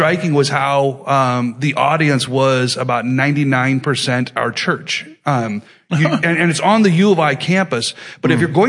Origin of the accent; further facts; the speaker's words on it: United States; as an American, but particularly as a Christian